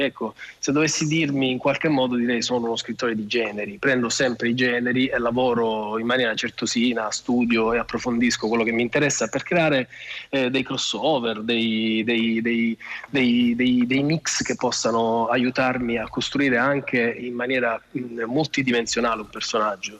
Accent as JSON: {"language": "Italian", "region": "Sicily", "country": "Italy", "moved": "as an adult", "lives_now": "Rome, Italy", "said": "io non sono romano, sono siciliano come tanti, sì. sono, sono, approdato a Roma tanti anni fa, ormai una ventina d'anni fa, per lavoro"}